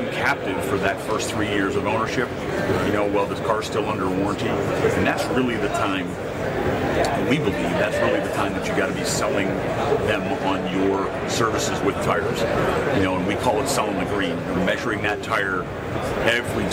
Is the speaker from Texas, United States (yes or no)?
yes; Dallas, Texas, United States; Dallas, Texas, my hometown